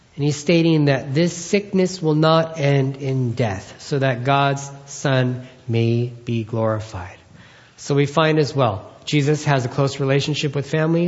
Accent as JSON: {"language": "English", "country": "Philippines", "said": "As a Filipino man"}